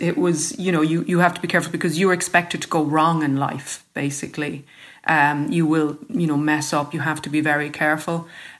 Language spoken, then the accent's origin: English; Cork, Munster, Ireland; born there; It says that I was born in County Dublin. I wasn't. That's what they write about people who were born in Cork.